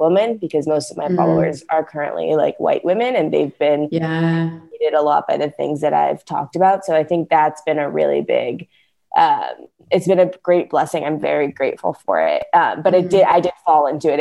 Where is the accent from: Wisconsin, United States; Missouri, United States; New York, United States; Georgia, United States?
Missouri, United States; St. Louis; also born or lived in Evanston, Illinois; I'm currently working from home in my hometown of St. Louis